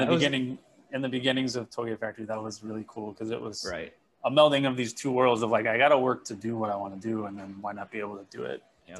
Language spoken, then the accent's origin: English; Elk Grove Village, Illinois, United States; moved away as an adult; also born or lived in Japan; now in Hawaii, United States; where I grew up in the Elk Grove kind of Schaumburg area, really close to Arlington Heights